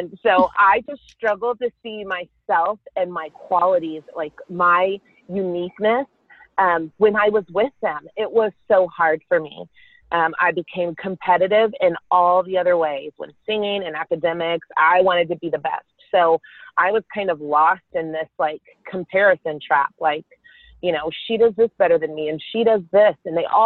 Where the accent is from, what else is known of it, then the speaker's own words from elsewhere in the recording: Carrollton, Texas, United States; I grew up in Carrollton, Texas with my sister and my parents.